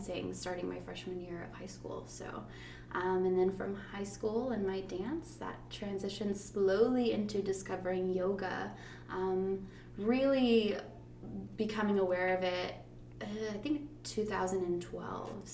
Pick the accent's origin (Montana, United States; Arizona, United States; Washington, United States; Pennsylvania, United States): Arizona, United States; moved away as an adult; also born or lived in Austin, Texas; now in Tarpon Springs, United States; I grew up in Arizona. So I was not born there. I was actually born in Austin, Texas, but I grew up in Arizona. I spent from age 7 to 23 living in Arizona